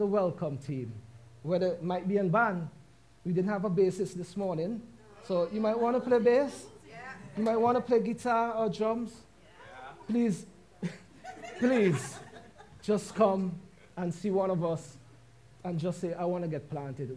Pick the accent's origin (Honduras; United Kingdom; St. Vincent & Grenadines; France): St. Vincent & Grenadines; moved away; we are both from St. Vincent and the Grenadines